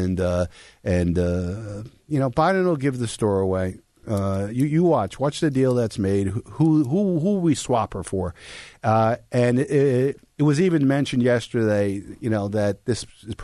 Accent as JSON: {"language": "English", "country": "United States", "said": "as an American"}